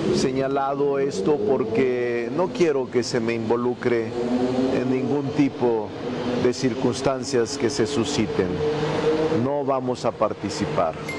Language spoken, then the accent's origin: Spanish; Zacatecas, Mexico; de mi tierra, donde nací, en Zacatecas.